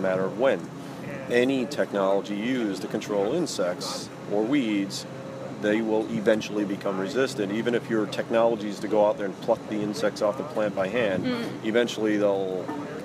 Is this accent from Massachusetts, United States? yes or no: no; Iowa, United States; I'm a Midwesterner. I'm from Iowa, although I'm not from a farm background